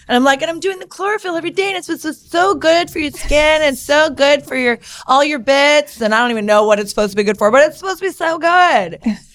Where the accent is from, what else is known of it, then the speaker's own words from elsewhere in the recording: California, United States; also born or lived in New York; I was born and raised here in California. So I moved to New York for 10 years.